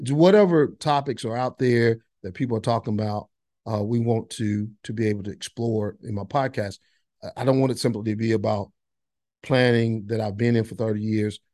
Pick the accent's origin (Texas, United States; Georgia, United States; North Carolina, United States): North Carolina, United States; Monroe; also born or lived in Boone, North Carolina; now in Gastonia, United States; I grew up in Monroe, North Carolina, now live in Gastonia